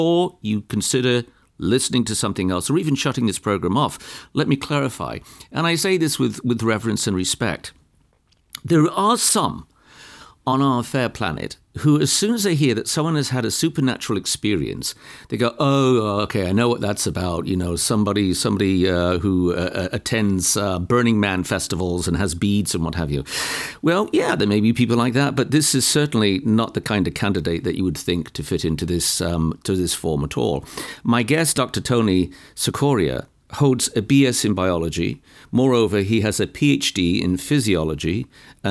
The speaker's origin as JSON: {"language": "English", "country": "United Kingdom", "said": "being a Brit"}